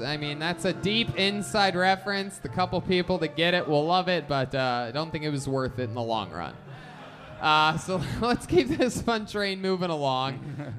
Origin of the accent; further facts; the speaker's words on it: Ohio, United States; We're from Ohio.